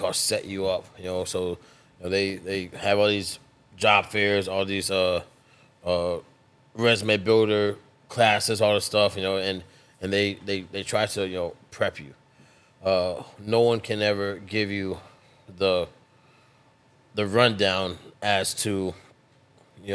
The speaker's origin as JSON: {"language": "English", "region": "South Florida", "country": "United States", "said": "I am originally from South Florida."}